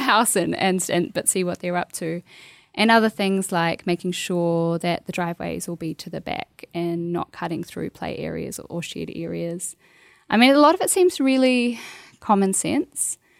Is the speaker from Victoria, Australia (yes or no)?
no; Bunjalung country, New South Wales, Australia; moved away as an adult; also born or lived in Queensland; now in New Zealand; growing up on Bunjalung country